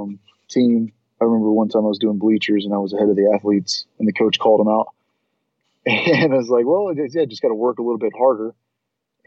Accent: Southeast Texas, United States; moved away as an adult; Just grew up in kind of a trailer park in Southeast Texas

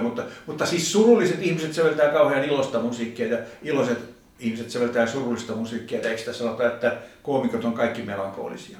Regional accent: Finland; rakas isänmaani

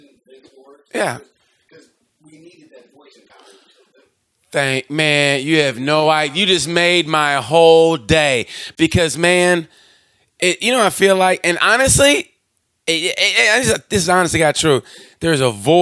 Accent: Oklahoma, United States; I grew up born and raised in Oklahoma

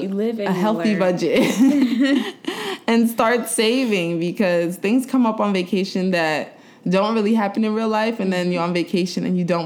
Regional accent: New York City, New York, United States; I'm from Brooklyn.

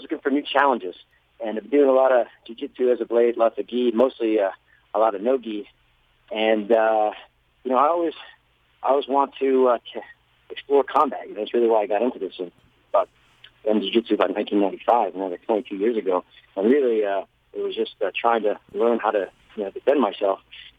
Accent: United States; being an American-born Thai

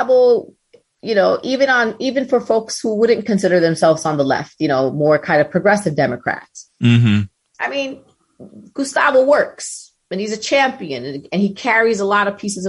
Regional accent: New York City, New York, United States; I'm from Brooklyn, so I always got to shout out my Brooklyn people

